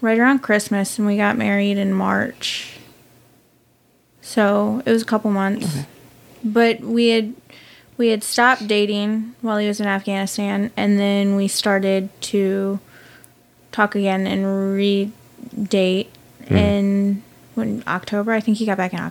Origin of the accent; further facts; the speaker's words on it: Virginia Beach, Virginia, United States; moved away; I grew up in Virginia Beach, Virginia. Born and raised.